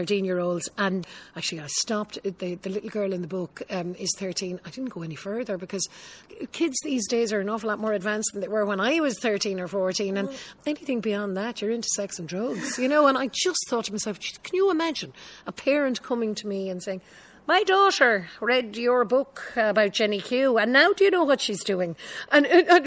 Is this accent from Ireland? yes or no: yes; Ireland; I'm Irish